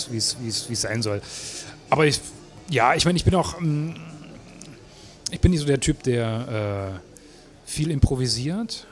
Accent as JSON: {"language": "German", "town": "Erfurt", "region": "Thuringia", "country": "Germany", "moved": "as an adult", "lives_now": "Leipzig, Germany", "said": "ich komme aus Erfurt"}